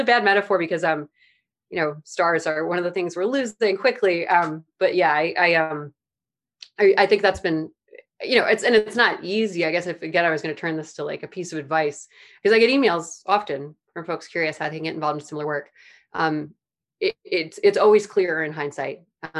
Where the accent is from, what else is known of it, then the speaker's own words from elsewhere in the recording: Midwest, United States; I grew up in the Midwest, so becoming a farmer wasn't that wild of a career path, but for where I grew up in the Midwest and what I grew up doing, there was no reason I should have gotten involved with plants at all.